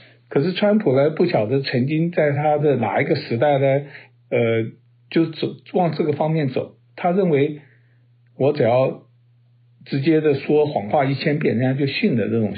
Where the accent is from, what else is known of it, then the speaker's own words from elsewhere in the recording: United States; 所以就等于是半斤八两啊，让我们美国人在那边看到这边摇头叹息啊。